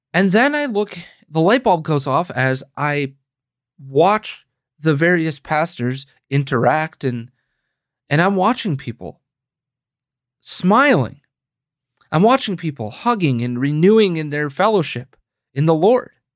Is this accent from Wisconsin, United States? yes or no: yes; Green Bay, Wisconsin, United States; moved away as an adult; now in Illinois, United States; my home state of Wisconsin where I grew up and was born and raised and, um, lived for the better part of thirty-plus years